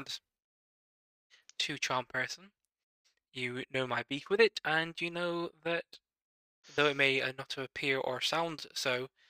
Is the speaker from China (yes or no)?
no; United Kingdom; we're British and we love to moan.